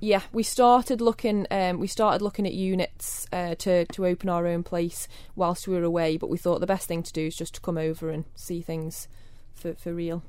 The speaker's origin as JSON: {"language": "English", "town": "Kirk Michael", "country": "Isle of Man", "tie": "born or raised there", "said": "born in the Jane Cruckle. Um, I grew up in Kirk Michael."}